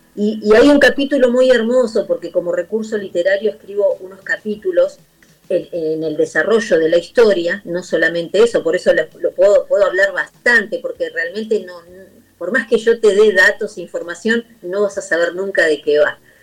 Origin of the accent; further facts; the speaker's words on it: Argentina; de Argentina